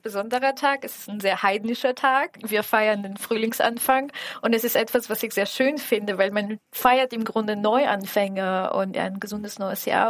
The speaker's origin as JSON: {"language": "German", "country": "Bulgaria", "moved": "yes", "lives_now": "Germany", "said": "ich komme ja aus Bulgarien."}